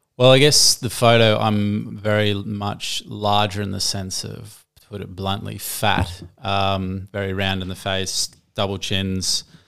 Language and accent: English; Gold Coast, Queensland, Australia; I'm born and raised on the Gold Coast